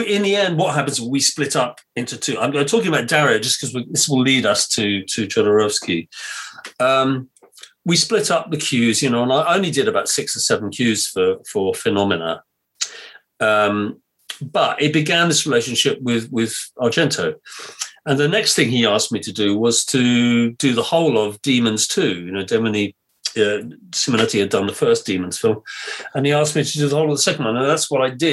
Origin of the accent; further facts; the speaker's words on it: England, United Kingdom; I'm English